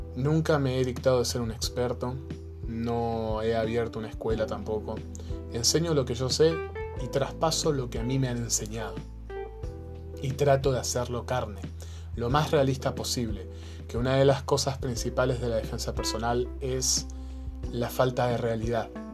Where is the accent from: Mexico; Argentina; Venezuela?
Argentina; now in Chile; yo soy argentino, vivo en Chile hace muchos años